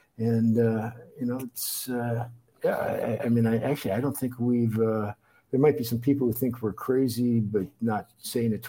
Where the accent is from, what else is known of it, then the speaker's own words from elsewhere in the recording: Minneapolis, Minnesota, United States; moved away as an adult; now in Yangon, Myanmar; I grew up in the Twin Cities, Minneapolis